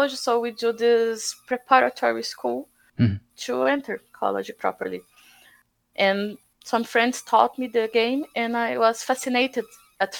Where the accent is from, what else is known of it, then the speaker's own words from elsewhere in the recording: Santos, São Paulo, Brazil; also born or lived in Botucatu, Brazil; I moved from my hometown, Santos, it's a CSI town from Brazil.